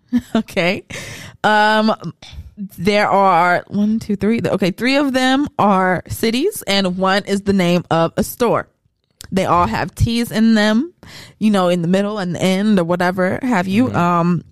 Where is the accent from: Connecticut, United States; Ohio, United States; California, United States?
California, United States; Los Angeles; accent: California; we are all from California. Oh, absolutely. And we have been living in LA all of our freaking lives.